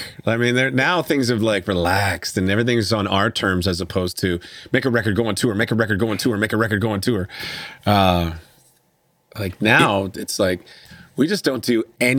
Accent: Hanna, Alberta, Canada; where we went to school in our hometown of Hannah, Alberta.

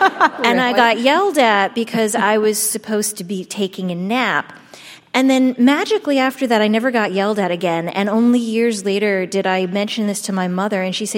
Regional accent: Shaker Heights, Ohio, United States; Susan Orlean and I actually grew up in the same hometown. You did? We're both from Shaker Heights, Ohio.

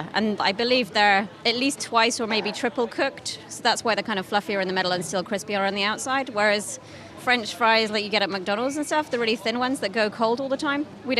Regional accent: United Kingdom; now in Netherlands; being a British person

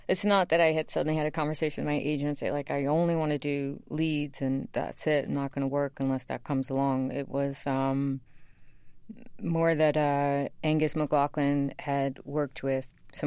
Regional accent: New York City, New York, United States; I loved where I grew up

